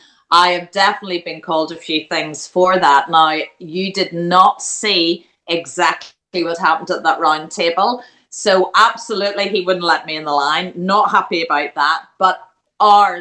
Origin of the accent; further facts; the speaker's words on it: Ireland; now in England; I love being from Ireland. I am Irish through and through